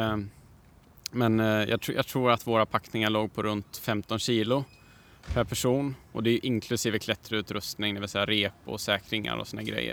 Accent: Värmland, Sweden; jag kommer från Värmland

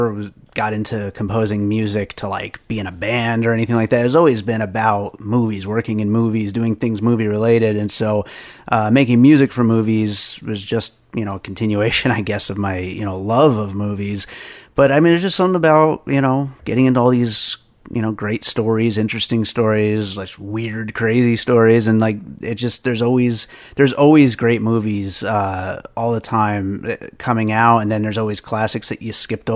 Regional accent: the Poconos, Pennsylvania, United States; also born or lived in New York; now in Las Vegas, United States; I grew up in Pennsylvania in the Poconos, and I was born in New York

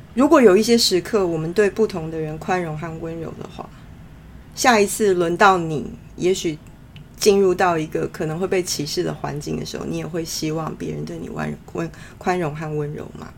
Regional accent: Taiwan; moved away as an adult; also born or lived in London, United Kingdom; 在台湾土生土长 呃，到成年工作才去到那边的人

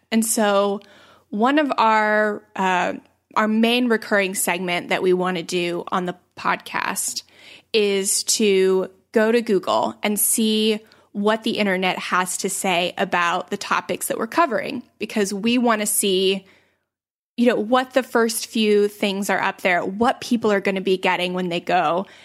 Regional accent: St. Petersburg, Florida, United States; I was born in nineteen eighty-nine in Saint Petersburg, Florida. So that currently makes me twenty-eight, almost twenty-nine. Uh, and I still live in Saint Petersburg, Florida

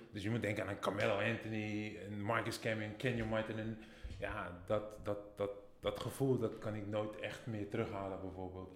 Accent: Netherlands; moved away as an adult; also born or lived in United States; ik kom uit Nederland

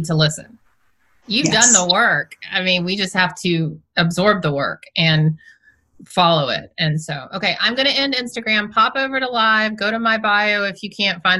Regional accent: the South, United States; I'm from the South

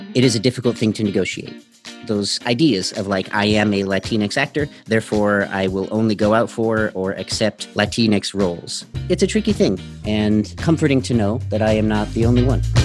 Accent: Denver, Colorado, United States; I am from Denver, Colorado

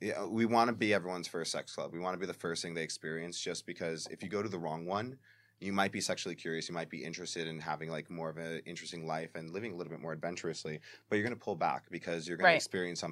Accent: New York City, New York, United States; I'm Puerto Rican. I'm from the Bronx

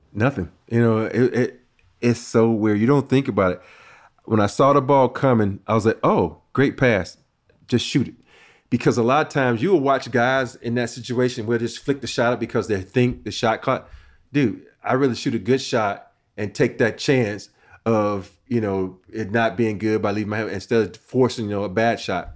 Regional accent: Andalusia, Alabama, United States; moved away; growing up in a little small town, Andalusia, Alabama

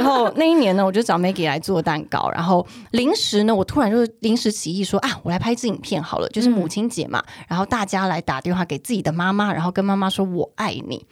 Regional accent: Taiwan; now in Taipei, Taiwan; 我自己是乡下长大的孩子嘛

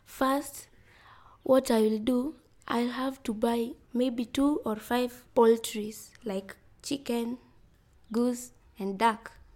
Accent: Migori County, Kenya; I'm from Migori County. I'm 12 years old.

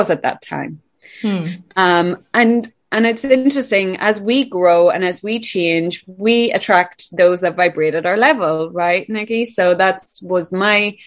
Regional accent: Ireland; I'm from Ireland

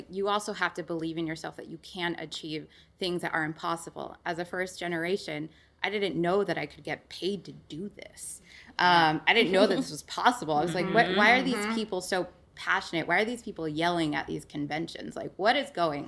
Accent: Utah, United States; moved away as an adult; now in Washington, D.C., United States; I'm from Utah

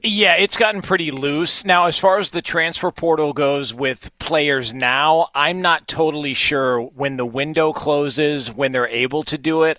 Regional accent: Southern California, United States; I, I grew up in Southern California

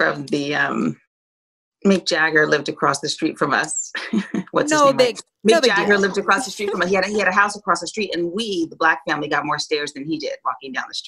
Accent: New York City, New York, United States; So I grew up in New York City in the 70s

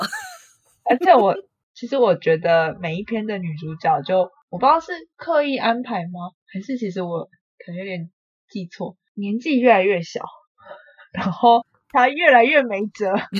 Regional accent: Taipei, Taiwan; 我是台北人

